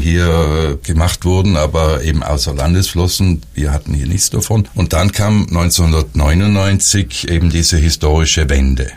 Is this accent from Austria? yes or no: no; South Tyrol, Trentino-Alto Adige, Italy; bei uns Südtirolern